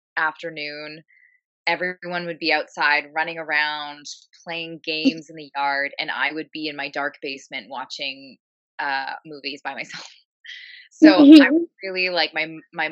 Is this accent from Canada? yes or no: yes; Ottawa, Ontario, Canada; moved away as an adult; also born or lived in East Vancouver, British Columbia; now in Vancouver, Canada; I'm from Ottawa, Ontario, Canada, and I moved to the West Coast